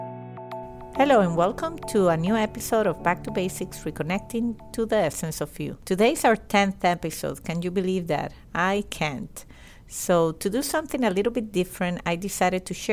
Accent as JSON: {"language": "English", "town": "Caracas", "region": "Capital District", "country": "Venezuela", "tie": "born or raised there", "second_language": "English", "moved": "yes", "lives_now": "United States", "said": "I was born and raised in Caracas, Venezuela"}